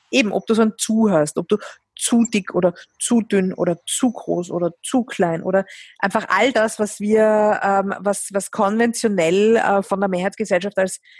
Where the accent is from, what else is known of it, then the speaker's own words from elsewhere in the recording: Vienna, Austria; ich bin jahrelang durch Wien gelaufen, meine Heimatstadt